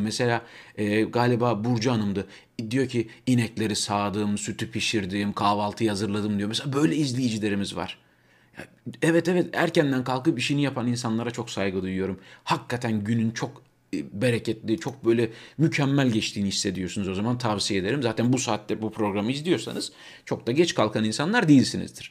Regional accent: Turkey; now in Germany; Türkler olarak burada yaşayan 4-5 milyon Türk olarak

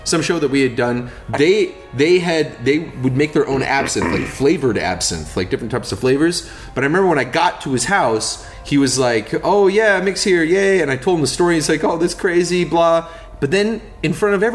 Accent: United States; I'm from Washington. When I was a kid, we had these bushes in front of our house.

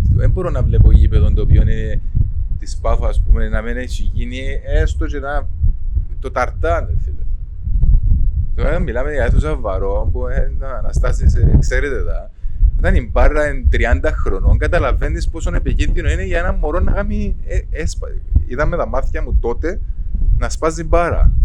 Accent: Cyprus; moved away as an adult; Έφυγα από την Κύπρο πριν 16 χρόνια

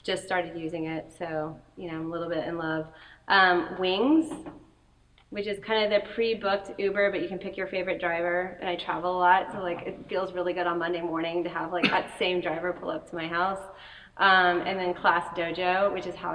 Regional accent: New Orleans, Louisiana, United States; moved away; I was born in New Orleans

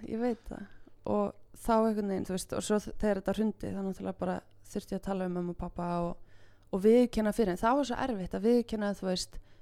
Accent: Mosfellsbær, Capital Region, Iceland; also born or lived in Reykjavík; ég er úr Mósusbænum

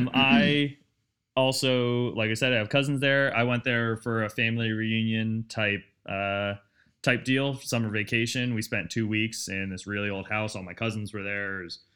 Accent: East Coast, United States; We were both born and raised on the East Coast

